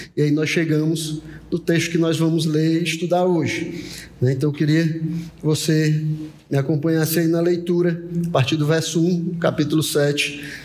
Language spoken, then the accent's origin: Portuguese; Brazil; nós, como brasileiros do século vinte e um